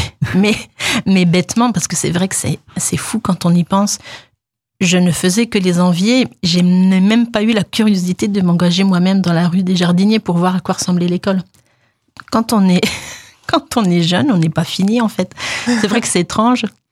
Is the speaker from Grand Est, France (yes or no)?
yes; Deyvillers, Grand Est, France; also born or lived in Nancy; je suis de la région, hein, je suis d'Épinal, de déviller précisément.